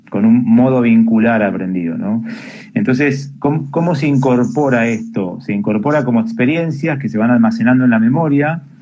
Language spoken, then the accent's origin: Spanish; Argentina; born there; por ahí nacimos en Argentina, pero nuestra familia tiene una impronta que viene de otra cultura